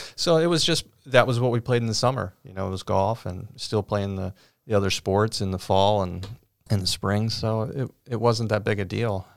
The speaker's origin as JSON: {"language": "English", "town": "Cincinnati", "region": "Ohio", "country": "United States", "tie": "born or raised there", "said": "growing up on the west side of Cincinnati"}